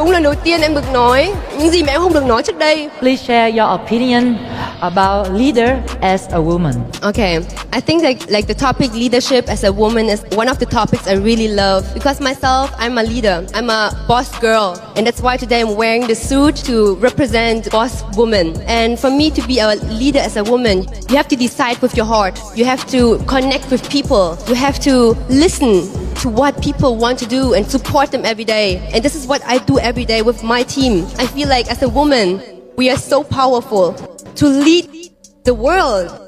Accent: Germany; lúc em nhỏ thì à, bố mẹ em cũng và em sống một quê rất là nhỏ ở bên Đức

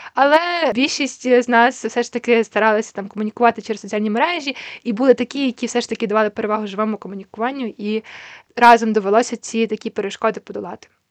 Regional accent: Ukraine; Я з України

